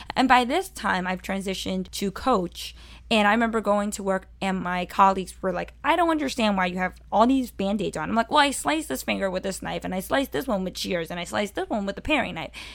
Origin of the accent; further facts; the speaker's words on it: New York City, New York, United States; growing up in Sunset Park